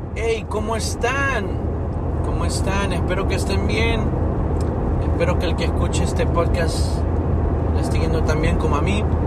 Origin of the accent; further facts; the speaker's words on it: Tegucigalpa, Francisco Morazán, Honduras; yo que me crié en Tegucigalpa, que es una ciudad que es en el, centro de, esta, de, Honduras